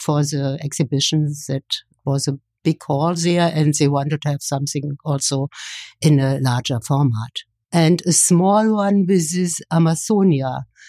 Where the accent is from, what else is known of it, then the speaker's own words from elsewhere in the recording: Kyritz, Brandenburg, Germany; English is a second language; moved away as an adult; also born or lived in Leipzig; now in Berlin, Germany; near my hometown in Brandenburg